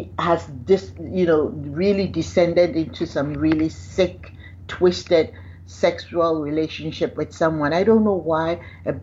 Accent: Ghana; because I'm Ghanaian

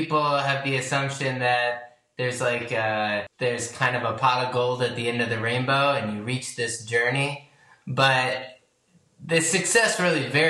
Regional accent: Chicago, Illinois, United States; moved away as an adult; also born or lived in Los Angeles; I grew up in Chicago and I moved to Los Angeles when I was 18 for school at USC

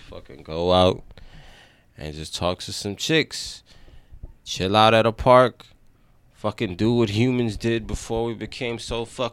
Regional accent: New York, United States; accent: New York; my New York accent

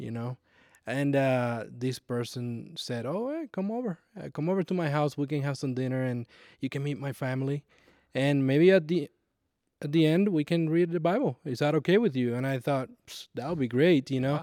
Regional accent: Puerto Rico; moved away as an adult; also born or lived in Nashville, Tennessee; when I moved from Puerto Rico in, uh, two thousand ten, I moved to Nashville, Tennessee

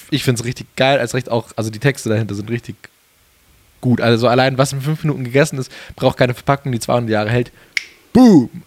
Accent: Geretsried, Bavaria, Germany; ich glaube, meine Heimatstadt, sogar. aus meiner Heimatstadt.

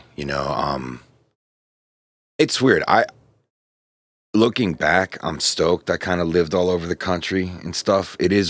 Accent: Pittsburgh, Pennsylvania, United States; I say I grew up in Pittsburgh.

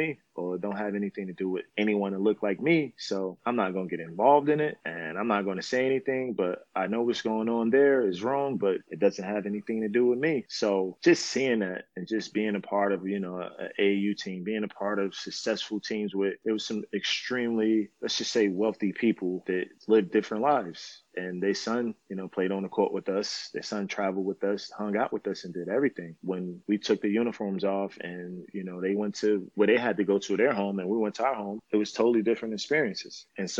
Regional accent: Newark, New Jersey, United States; It was a place where if you made a mistake, your life can be cut short. If you made the wrong mistake, you could be in jail as a juvenile for a long time. I was arrested as a juvenile.

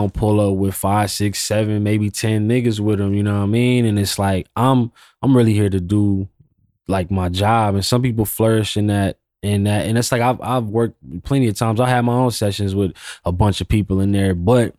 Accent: West Coast, United States; Studying his era a little more, because I'm from the West Coast.

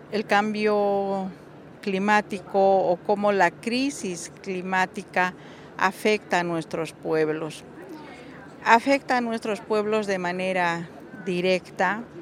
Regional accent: Bolivia; soy aymara de, de Bolivia Em, bueno, Bolivia como país somos una mayoría indígena

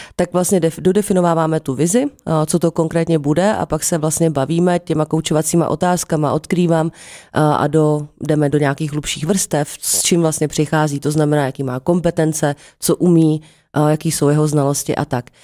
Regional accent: Jablonec nad Nisou, Liberec Region, Czechia; moved away; also born or lived in Prague; já jsem původně z Jablonce

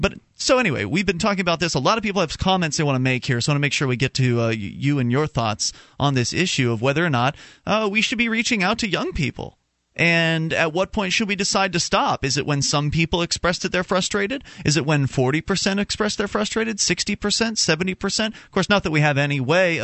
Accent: Sarasota, Florida, United States; my hometown of Sarasota, Florida

